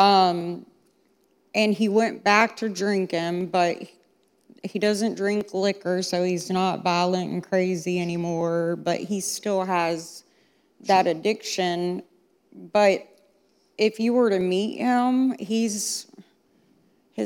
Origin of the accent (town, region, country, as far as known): Concord, United States